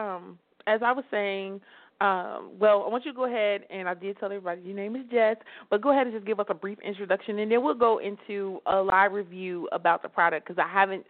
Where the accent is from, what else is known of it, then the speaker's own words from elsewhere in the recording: Midwest, United States; now in Atlanta, United States; Everyone in the Midwest where I'm from is complaining about it being very cold